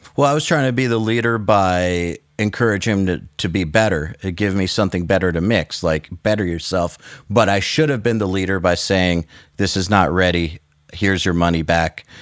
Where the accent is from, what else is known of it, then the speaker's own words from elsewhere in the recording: United States; as an American producer